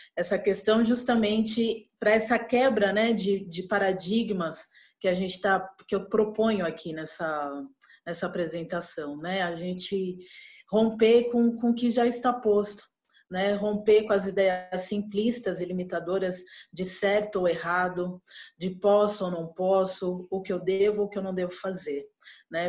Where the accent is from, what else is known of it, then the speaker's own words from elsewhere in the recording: São Paulo, Brazil; sou paulistana